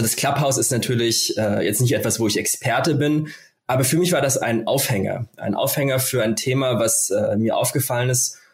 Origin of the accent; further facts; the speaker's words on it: Germany; bei uns in Deutschland